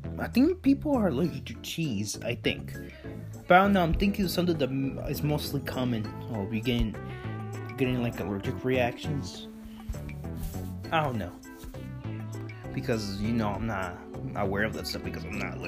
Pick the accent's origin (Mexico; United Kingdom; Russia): Mexico; I was born in Mexico, so I eat like Mexican candy.